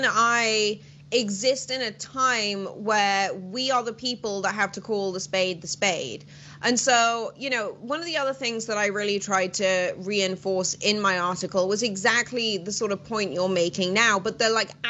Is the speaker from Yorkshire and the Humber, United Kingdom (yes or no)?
no; Welsh, Wales, United Kingdom; moved away; I'm Welsh.